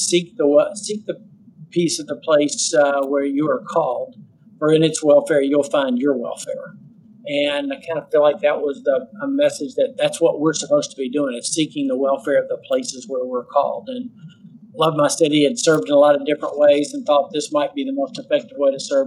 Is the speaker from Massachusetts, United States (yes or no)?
no; Knoxville, Tennessee, United States; I'm from Knoxville, Tennessee